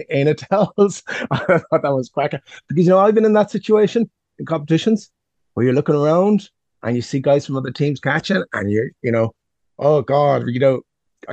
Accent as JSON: {"language": "English", "country": "Ireland"}